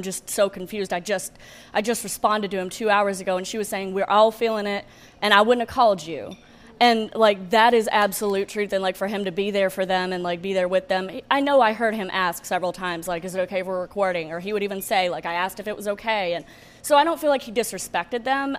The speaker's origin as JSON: {"language": "English", "region": "Alabama", "country": "United States", "tie": "born or raised there", "moved": "as an adult", "lives_now": "Chicago, United States", "said": "I grew up in Alabama, a small town. It was about 4,000 people. I grew up Southern Baptist. I moved up here about four years ago"}